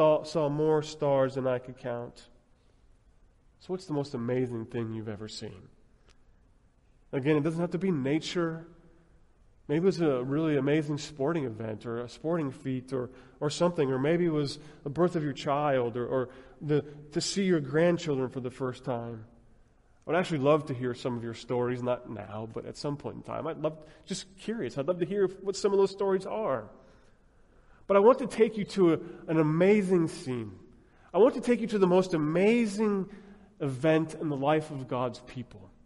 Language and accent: English; Denver, Colorado, United States; I grew up in Denver, Colorado